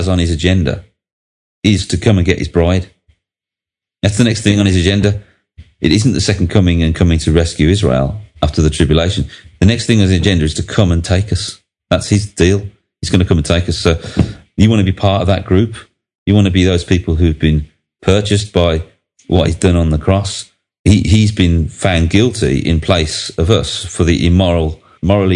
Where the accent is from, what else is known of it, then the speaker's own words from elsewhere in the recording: Birmingham, West Midlands, United Kingdom; I come from Northfield in Birmingham